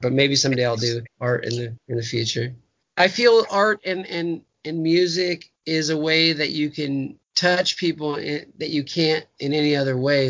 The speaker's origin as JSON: {"language": "English", "town": "Huntington Beach", "region": "California", "country": "United States", "tie": "born or raised there", "said": "my punk rock days growing up in Huntington Beach"}